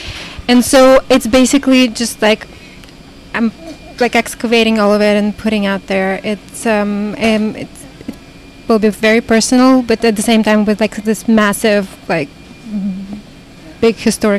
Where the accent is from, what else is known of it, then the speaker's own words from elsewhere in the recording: Uzbekistan; born there; also born or lived in Russia / United States; because I was born in Uzbekistan, but I lived for quite a long time in Russia, and my parents are Russian. And then I lived for a long time in America.